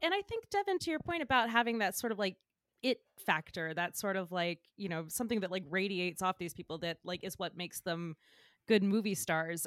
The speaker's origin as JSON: {"language": "English", "town": "Flowery Branch", "region": "Georgia", "country": "United States", "moved": "yes", "said": "I'm from outside of Atlanta. I'm from, uh, Flowery Branch."}